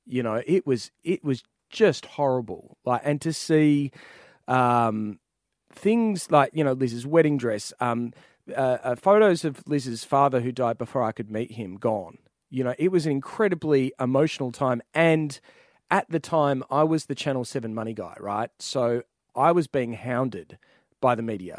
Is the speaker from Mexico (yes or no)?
no; Ouyen, Victoria, Australia; I was born in Oyin, uh, in the Mallee